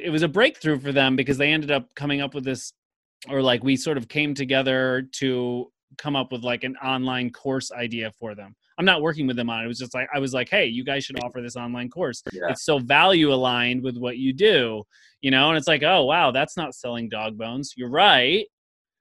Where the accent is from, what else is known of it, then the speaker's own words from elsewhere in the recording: Skaneateles, New York, United States; we're both from Skaneateles